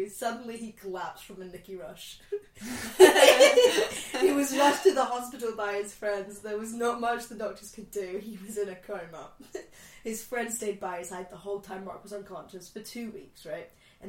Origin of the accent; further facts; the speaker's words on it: Scotland, United Kingdom; I've grown up in Scotland, but my parents are not Scottish.